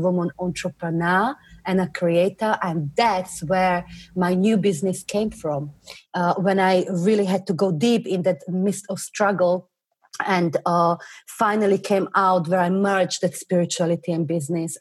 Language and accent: English; Slovakia; moved away as an adult; now in England, United Kingdom; I come originally from Slovakia, tiny little country near Germany. And I moved to England when I was 19